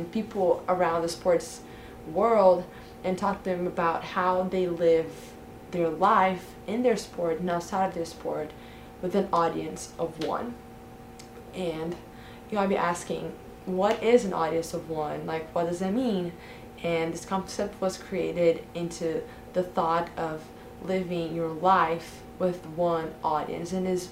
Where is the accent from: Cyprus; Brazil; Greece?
Brazil; I'm from Brazil